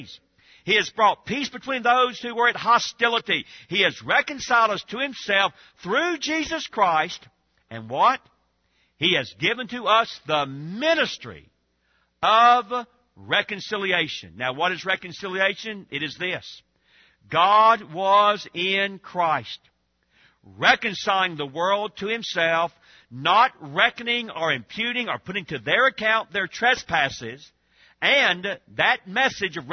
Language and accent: English; Georgia, United States; I grew up in Georgia.